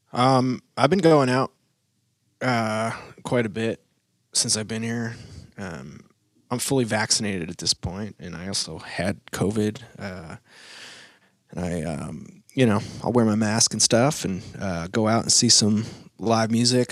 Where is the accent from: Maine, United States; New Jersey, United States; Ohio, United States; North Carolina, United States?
Maine, United States; moved away as an adult; also born or lived in New York / Los Angeles; I grew up in Maine